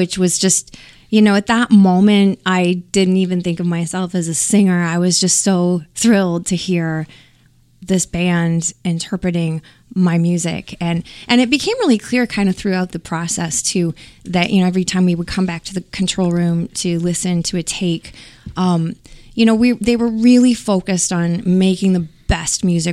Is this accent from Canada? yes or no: yes; Canada; my childhood and growing up in Canada in the countryside